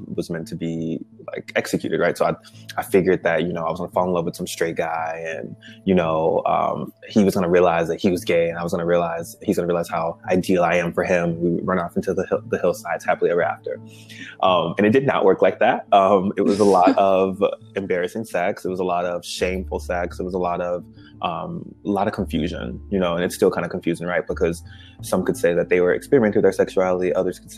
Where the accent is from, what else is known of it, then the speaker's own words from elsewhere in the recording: Chicago, Illinois, United States; I grew up in Chicago, two-parent household